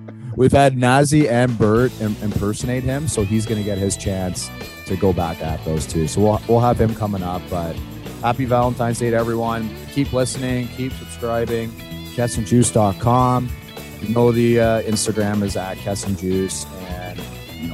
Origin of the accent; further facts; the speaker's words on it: Grimsby, Ontario, Canada; I'm from Grimsby, Ontario